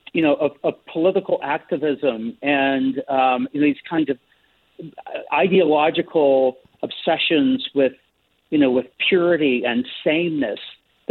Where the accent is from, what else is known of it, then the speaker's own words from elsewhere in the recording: the South, United States; growing up in the South